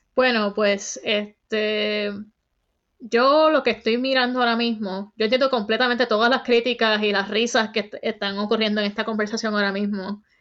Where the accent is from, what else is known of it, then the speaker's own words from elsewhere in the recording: Bayamón, Puerto Rico; moved away as an adult; now in United States; Soy del pueblo de Bayamón